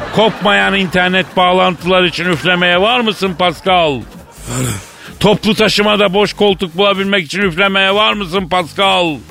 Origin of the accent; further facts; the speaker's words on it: Turkey; Ben Türk'üm